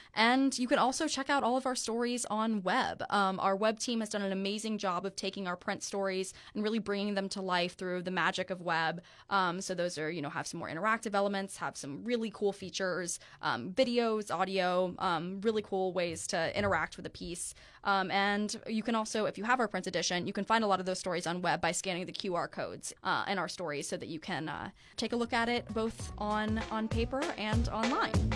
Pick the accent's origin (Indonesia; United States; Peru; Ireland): United States; New Smyrna Beach, Florida; my hometown surf association in New Smyrna Beach